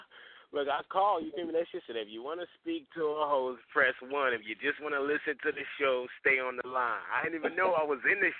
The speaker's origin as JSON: {"language": "English", "town": "Raleigh", "region": "North Carolina", "country": "United States", "said": "I'm in Raleigh, man. I'm from Raleigh, man. Space. Actually, I'm from everywhere."}